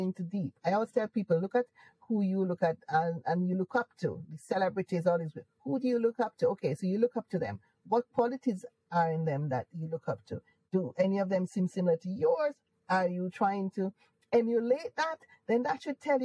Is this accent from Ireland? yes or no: no; Jamaica; accent: Jamaican; moved away as an adult; now in United Kingdom; I am Jamaican. I don't want to lose my accent. So I'd purposely hold on to my accent.